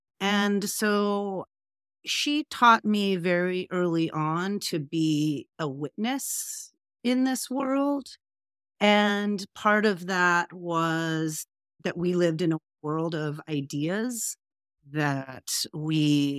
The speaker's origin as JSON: {"language": "English", "town": "Pasadena", "region": "California", "country": "United States", "tie": "born or raised there", "said": "So just to give some little context of that, I grew up in Pasadena, and at the height of the school integration fights."}